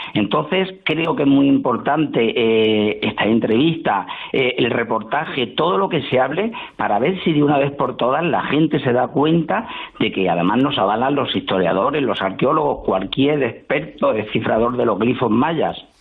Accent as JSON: {"language": "Spanish", "country": "Spain", "said": "como españoles que somos"}